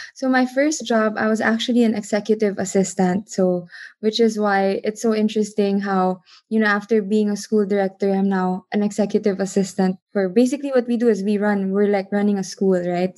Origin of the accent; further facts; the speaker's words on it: Philippines; I am from the Philippines.